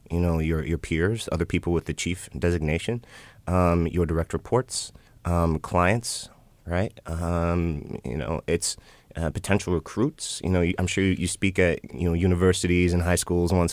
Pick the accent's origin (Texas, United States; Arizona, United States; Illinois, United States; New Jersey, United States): Illinois, United States; Chicago; I'm from Chicago too